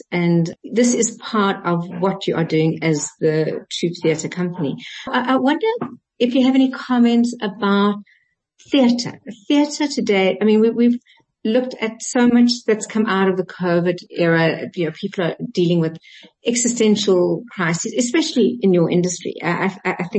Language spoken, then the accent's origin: English; Johannesburg, Gauteng, South Africa; growing up in Joburg, and the other way around, growing up in Pretoria and playing in Joburg